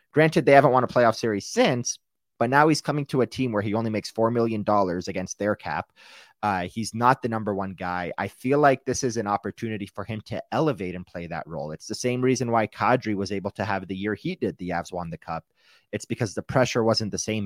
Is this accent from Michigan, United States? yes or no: yes; Detroit, Michigan, United States; moved away as an adult; now in Denver, United States; I grew up in Detroit